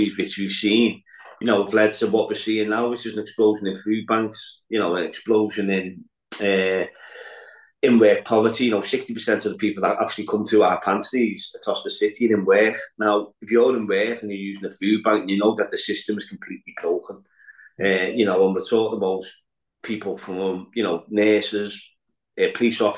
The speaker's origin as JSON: {"language": "English", "town": "Liverpool", "region": "North West England", "country": "United Kingdom", "tie": "born or raised there", "also_born_or_lived": "Walton, Liverpool", "said": "growing up in Anfield and seeing what was happening within the area"}